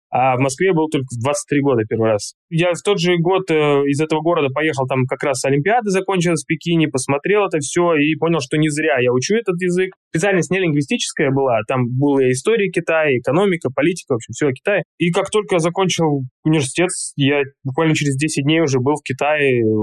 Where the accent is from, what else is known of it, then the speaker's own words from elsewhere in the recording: Tashkent, Uzbekistan; also born or lived in Altai, Russia; Я родился на Алтае, то есть изначально я родился в Азии, можно сказать. Алтай, близко и Монголия, и Китай, и Казахстан, горы, четыре страны делят. И потом наша семья уехала в Ташкент